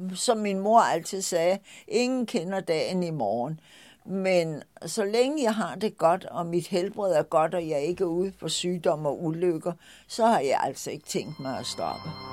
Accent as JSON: {"language": "Danish", "area": "Lolland", "region": "Zealand", "country": "Denmark", "tie": "born or raised there", "also_born_or_lived": "Nørrebro, Copenhagen", "moved": "yes", "lives_now": "Copenhagen, Denmark", "said": "den landsby på Lolland, hvor jeg stammer fra"}